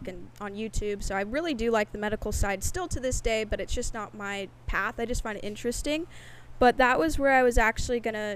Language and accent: English; Bend, Oregon, United States; moved away; I grew up in a little town called Bend, Oregon